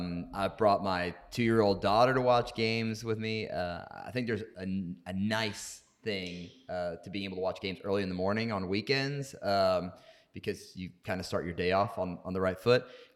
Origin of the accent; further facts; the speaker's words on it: New York City, New York, United States; moved away; I'm from the New York City area.